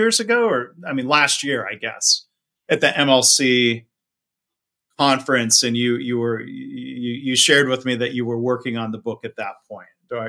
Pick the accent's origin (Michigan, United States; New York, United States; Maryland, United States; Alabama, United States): Michigan, United States; I'm from Michigan